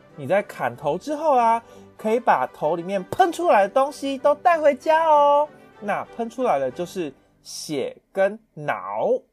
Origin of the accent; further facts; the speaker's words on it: Taiwan; 适合我们台湾人的口味比较淡一点